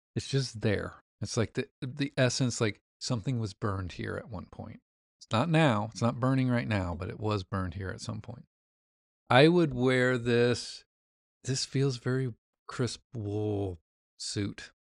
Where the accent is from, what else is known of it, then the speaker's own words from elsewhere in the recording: Indiana, United States; I'm from Indiana.